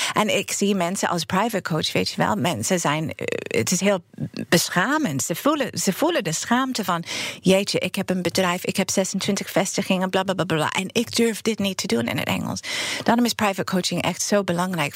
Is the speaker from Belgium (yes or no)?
no; New York City, New York, United States; Dutch is a second language; moved away as an adult; now in Netherlands; ik kom uit Brooklyn, New York. En ik woon eh, in Nederland sinds 1991.